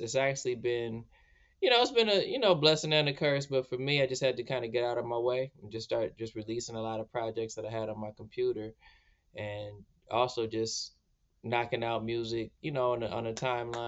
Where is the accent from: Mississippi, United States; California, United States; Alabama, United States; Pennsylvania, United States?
California, United States; Santa Ana; also born or lived in Inland Empire, California / Los Angeles / Washington, D.C.; now in Oakland, United States; we grew up in Santa Ana. Then we moved all around Southern California, Inland Empire, Los Angeles